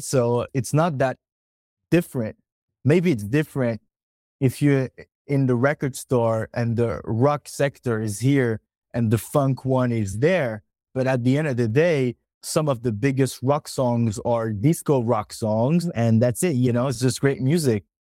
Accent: France; we are from France

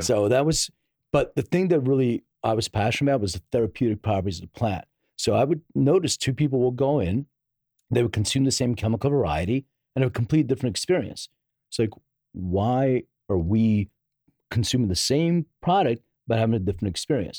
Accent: Philadelphia, Pennsylvania, United States; now in Los Angeles, United States; I'm from Philly, uh, originally.

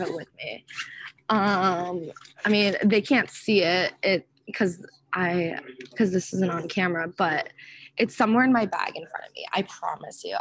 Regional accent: Rochester, Minnesota, United States; I grew up in Rochester, Minnesota, which is where the Mayo Clinic is

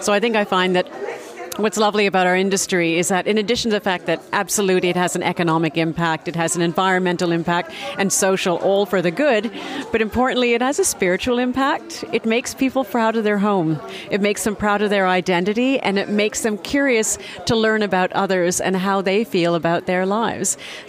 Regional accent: Canada; accent: Canadian; now in South Africa; Just to verify, my accent is Canadian, but I left Canada many, many, many years ago. I've been on the continent since 1991, so my roots are very much in Africa, and very blessed to have been in South Africa for the last 24 years

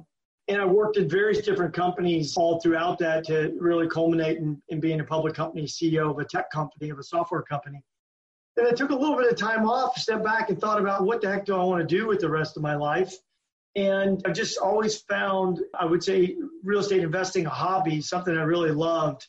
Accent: Louisiana, United States; moved away; also born or lived in Germany; I grew up in Louisiana

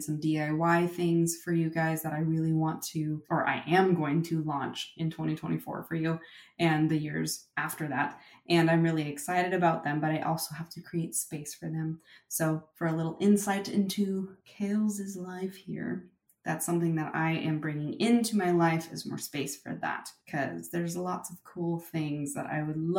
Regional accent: Silicon Valley, California, United States; I was born and raised in Silicon Valley

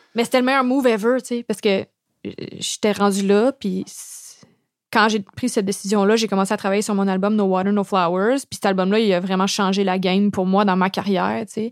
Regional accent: Montreal, Quebec, Canada; j'ai grandi dans le West Island. Je viens d'une famille, comme une longue lignée de familles bilingues.

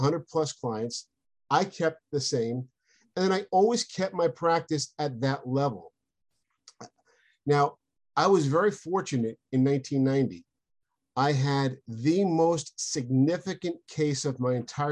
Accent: Long Island, New York, United States; moved away as an adult; also born or lived in San Diego, California; I'm from Long Island, New York, and I went to law school in San Diego, California

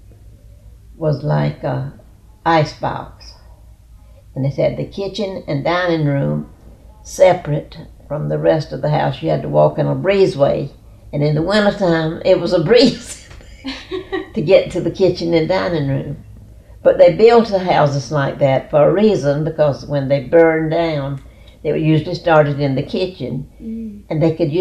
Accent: Neeses, South Carolina, United States; also born or lived in Columbia, South Carolina / Orangeburg, South Carolina; I grew up in Neces. Outside of Neces, about 3 miles out of Neces

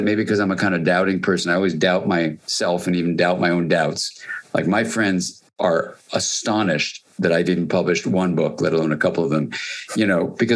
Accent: United States; I'm an American

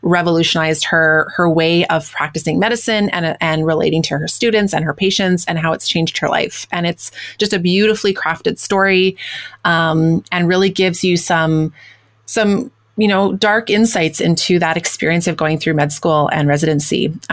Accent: Winnipeg, Manitoba, Canada; my hometown of Winnipeg, where I live

